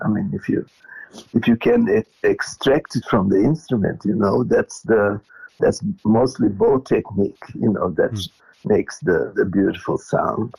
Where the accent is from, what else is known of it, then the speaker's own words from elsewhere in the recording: Porto Alegre, Rio Grande do Sul, Brazil; moved away as an adult; also born or lived in Israel; now in Melbourne, Australia; I was born in Porto Alegre